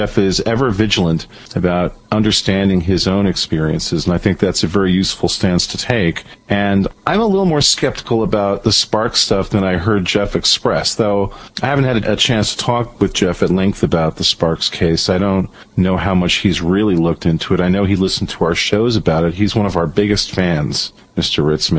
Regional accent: Venezuela; growing up in Venezuela gave me a real appreciation for the good aspects of my country, the United States, and the bad aspects of it.

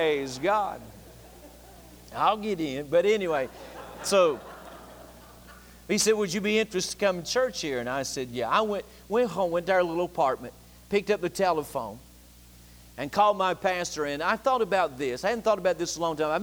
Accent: Boone, North Carolina, United States; moved away as an adult; from Boone, North Carolina.

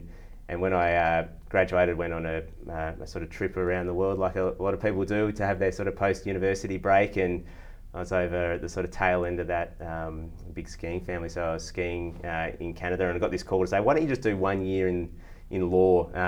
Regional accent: Victoria, Australia; also born or lived in various places around Australia; Yeah, so I grew up, my father was in the military, so I spent a chunk of time in Victoria, but got to live in all sorts of places around Australia. And that was great, actually. We lived in lots of rural places

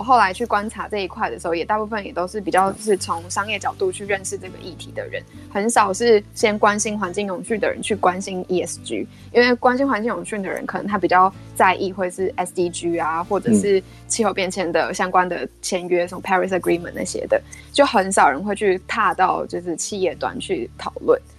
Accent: Taiwan; moved away as an adult; also born or lived in Netherlands; 我是第一个台湾人念那个 program

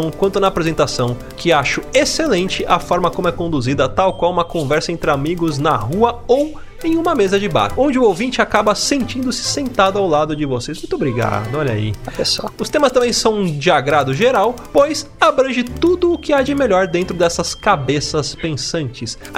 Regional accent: São João do Meriti, Rio de Janeiro, Brazil; sou do Rio de Janeiro. Mais precisamente São João do Meriti.

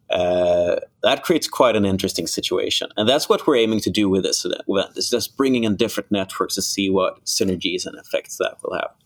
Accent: Malmö, Skåne, Sweden; now in Gothenburg, Sweden; my hometown, Malmo

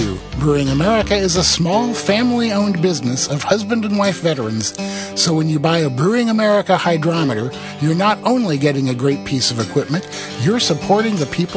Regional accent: Iowa, United States; when I was growing up in Iowa

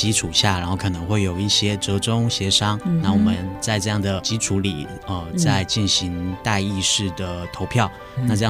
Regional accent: Tainan, Taiwan; moved away as an adult; now in Hsinchu, Taiwan; 我本身是台南人，

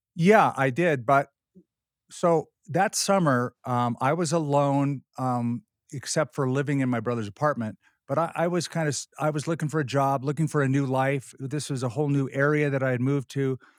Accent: Southern California, United States; I was raised in Southern California

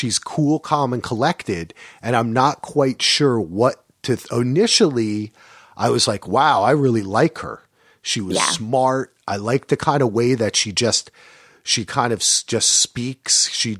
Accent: New Jersey, United States; They say Giudice, but see, I'm from Jersey, so I would say Giudice.

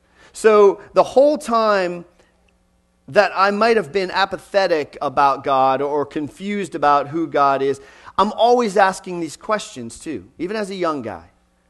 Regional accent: Texas, United States; also born or lived in Pennsylvania; When we moved to Texas, I was born in Western Pennsylvania, but when we moved to Texas, where I spent 20 years of my life, we were fifth pew back, right side of the aisle.

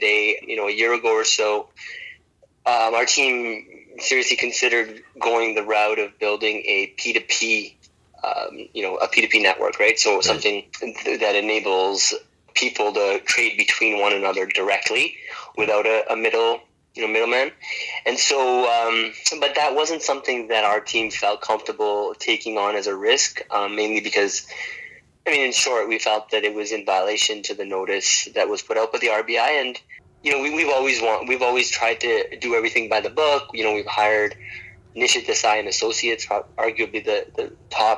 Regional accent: Canada; moved away as an adult; now in Bangalore, India; I'm originally from Canada, and my parents are from India, so I visited India quite often growing up.

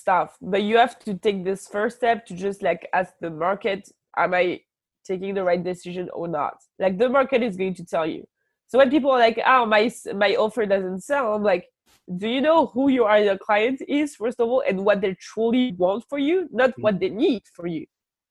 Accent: France; accent: French; English is a second language; Now I actually truly appreciate my French accent because it brings me clients.

